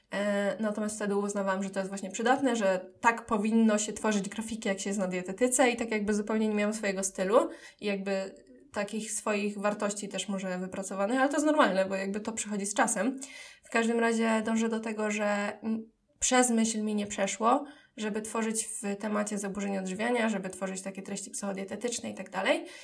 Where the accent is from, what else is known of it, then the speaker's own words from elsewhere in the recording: Dębica, Subcarpathian Voivodeship, Poland; moved away as an adult; now in Kraków, Poland; pochodzę z Podkarpacia, z Dębicy